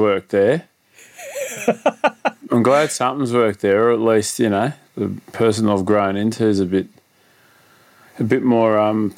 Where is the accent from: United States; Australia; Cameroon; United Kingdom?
Australia; Sydney, New South Wales; I grew up out in northwestern Sydney.